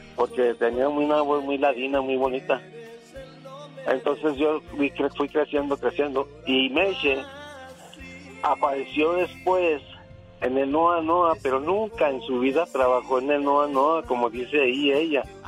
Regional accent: Ciudad Juárez, Chihuahua, Mexico; yo tengo 74 años y yo soy nacido en Ciudad Juárez. Y desde los 12 años yo ando en las cantinas en Juárez

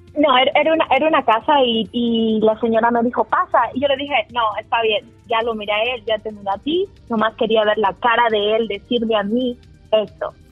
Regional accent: El Salvador; yo soy, curiosamente del Salvador

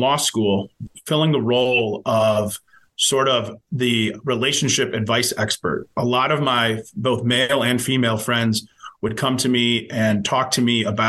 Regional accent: Cleveland, Ohio, United States; also born or lived in Columbus, Ohio; growing up in Ohio, growing up in Cleveland

